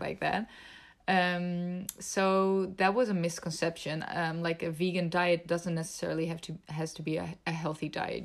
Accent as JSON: {"language": "English", "country": "Netherlands", "tie": "born or raised there", "also_born_or_lived": "Belgium", "said": "I was born and raised in the Netherlands"}